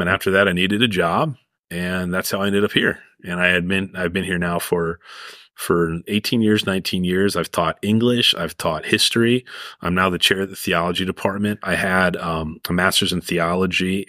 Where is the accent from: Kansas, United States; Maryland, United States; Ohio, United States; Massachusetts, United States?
Maryland, United States; Cheverly; I grew up in Cheverly, Maryland